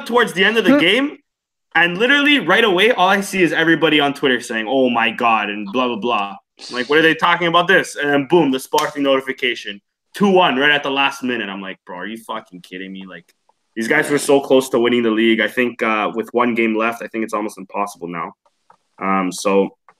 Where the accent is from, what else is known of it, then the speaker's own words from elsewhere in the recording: Canada; I'm Canadian